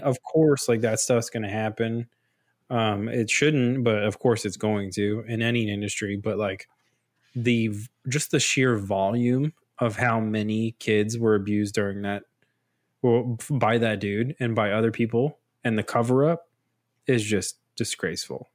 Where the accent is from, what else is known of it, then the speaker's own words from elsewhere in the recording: United States; growing up in, in U S